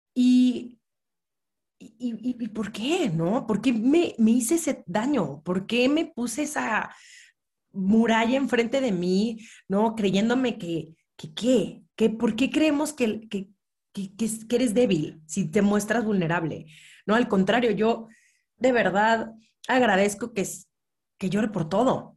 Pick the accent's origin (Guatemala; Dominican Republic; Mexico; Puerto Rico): Mexico; Mexico City; yo nací, crecí en la Ciudad de México